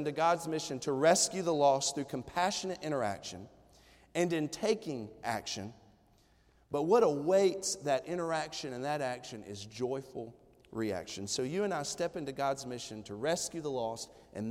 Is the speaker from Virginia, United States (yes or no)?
no; Johnson City, Tennessee, United States; the good old East Tennessee country where I'm from, okay? And so we're from Johnson City, Tennessee